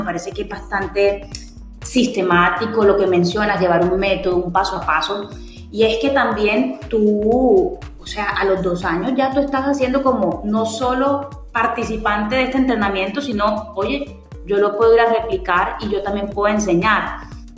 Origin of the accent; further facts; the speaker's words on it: Colombia; nosotros también como latinoamericanos o como colombianos